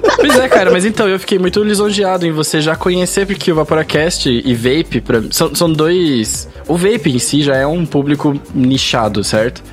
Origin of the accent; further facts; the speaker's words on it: Curitiba, Paraná, Brazil; Porque a gente é de Curitiba